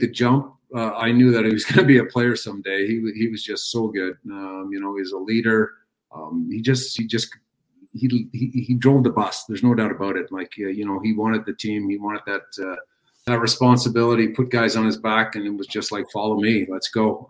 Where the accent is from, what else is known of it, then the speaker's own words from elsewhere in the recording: Montreal, Quebec, Canada; my hometown club, a team that I watched growing up